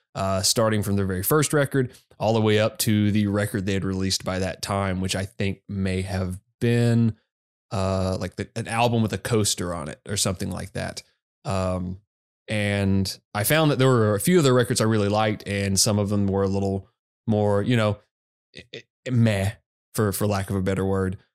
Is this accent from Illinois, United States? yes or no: no; Arkansas, United States; I grew up in Arkansas